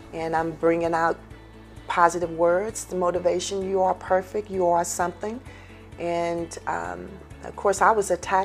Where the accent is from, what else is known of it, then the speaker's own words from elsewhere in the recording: Houston, Texas, United States; me being a native Houstonian, I'm from Cashmere Garden.